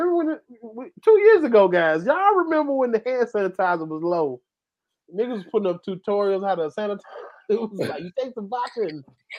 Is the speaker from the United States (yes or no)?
yes; Atlanta, Georgia, United States; I'm from Atlanta